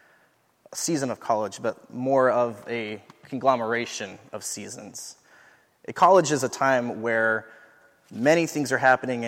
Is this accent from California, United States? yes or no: yes; Southern California, United States; moved away as an adult; now in St. Paul, United States; I'm from Southern California